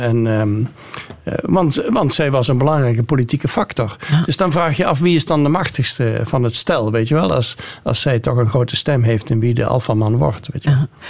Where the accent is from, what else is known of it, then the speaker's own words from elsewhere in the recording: North Brabant, Netherlands; moved away as an adult; also born or lived in Nijmegen / Groningen; now in United States; want ik kom uit Brabant